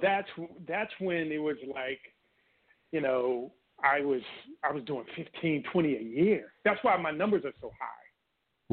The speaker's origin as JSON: {"language": "English", "town": "Washington", "region": "District of Columbia", "country": "United States", "tie": "born or raised there", "also_born_or_lived": "Oklahoma City, Oklahoma", "said": "I was born in Oklahoma City. Whoa. However, I grew up in Washington D.C. and Maryland area"}